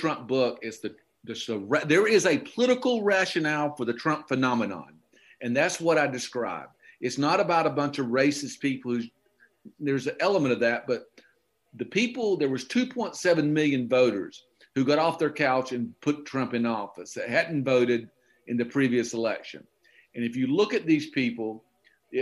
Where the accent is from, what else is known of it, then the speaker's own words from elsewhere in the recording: Okefenokee Swamp, Georgia, United States; moved away; I grew up in the Okefenokee Swamp and I grew up in redneck heaven